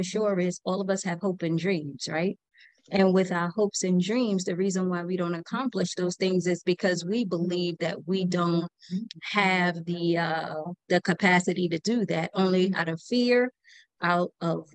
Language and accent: English; New York City, New York, United States; now in Atlanta, United States; I was born and raised in New York City, the best city in the world